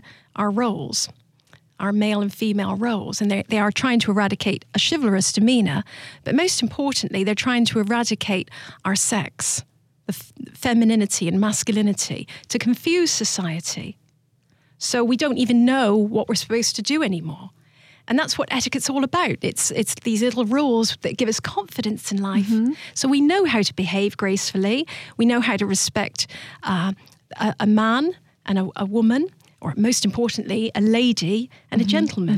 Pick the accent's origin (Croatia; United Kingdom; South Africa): United Kingdom; South of England; moved away as an adult; also born or lived in Georgia, United States; now in United States; I'm from the South of England.